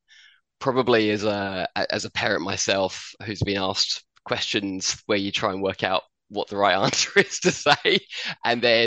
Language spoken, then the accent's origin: English; Addlestone, South East England, United Kingdom; moved away as an adult; also born or lived in Chertsey; now in Australia; I was born in St. Peter's Hospital in Chertsey. I grew up in Addlestone.